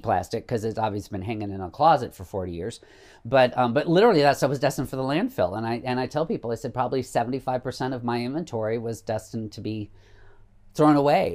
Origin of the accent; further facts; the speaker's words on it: Savannah, Illinois, United States; now in Chicago, United States; my hometown of Savannah.